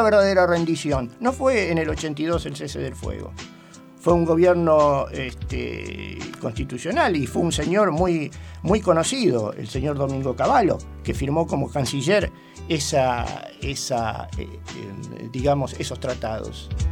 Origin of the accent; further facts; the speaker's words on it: Rosario, Santa Fe, Argentina; Nací en Rosario, provincia de Santa Fe